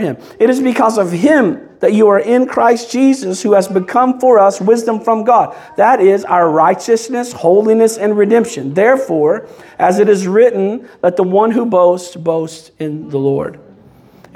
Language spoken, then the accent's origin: English; Kentucky, United States; now in Belleview, United States; I'm originally from Kentucky